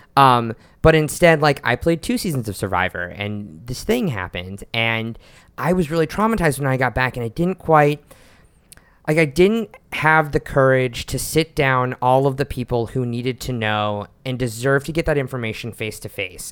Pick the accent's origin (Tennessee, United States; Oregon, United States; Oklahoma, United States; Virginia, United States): Oklahoma, United States; Oklahoma City; now in New York, United States; I was out as queer growing up in Oklahoma City